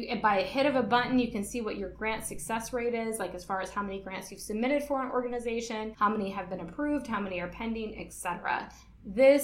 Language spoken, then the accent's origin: English; Michigan, United States; now in Guam; I'm originally from Michigan, so we started school after Labor Day in September